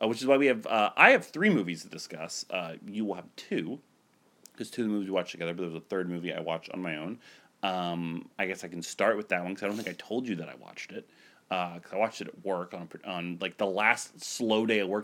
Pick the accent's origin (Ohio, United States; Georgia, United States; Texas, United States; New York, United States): Ohio, United States; I'm so from Ohio.